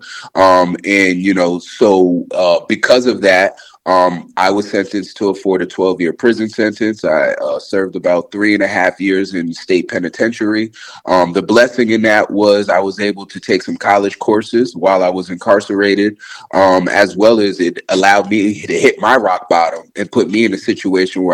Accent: Albany, New York, United States; growing up in Albany, especially being someone who moved from New York City

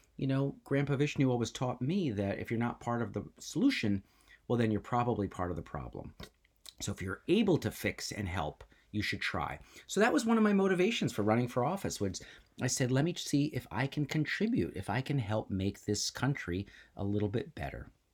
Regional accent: New Jersey, United States; my parents came, and I grew up in New Jersey

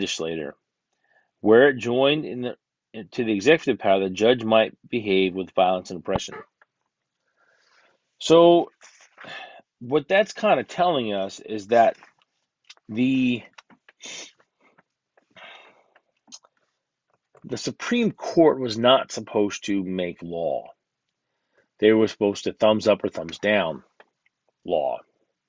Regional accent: United States; I'm an American

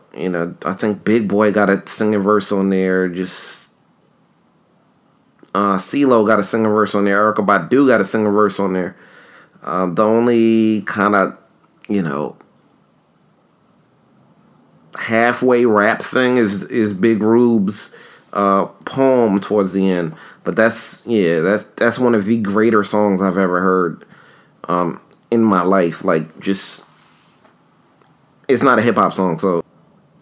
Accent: New York, United States; a kid who grew up in New York

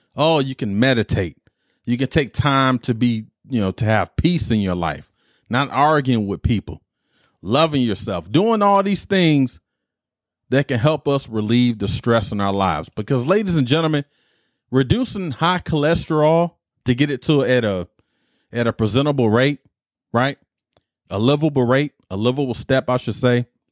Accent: Detroit, Michigan, United States; The Better Made Hots is a chip I grew up on in Detroit

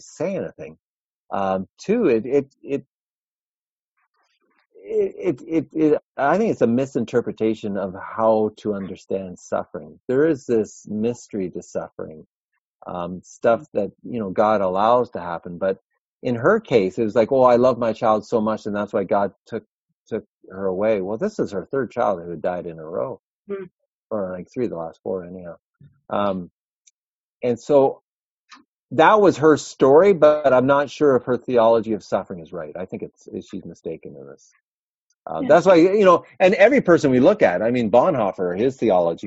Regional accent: Toronto, Ontario, Canada; I'm from Toronto

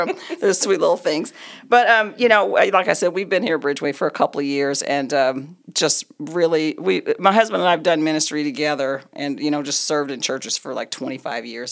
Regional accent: Oklahoma, United States; moved away as an adult; now in Colorado, United States; We've been here in Colorado for thirty-eight years. We're both from Oklahoma.

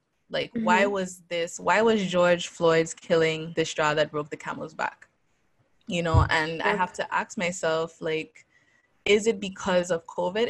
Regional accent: U.S. Virgin Islands; So as you guys know, I am from the Virgin Islands.

